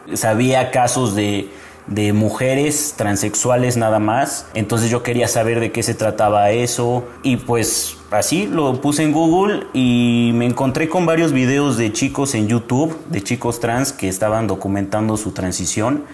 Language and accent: Spanish; Mexico City, Mexico; soy de la Ciudad de México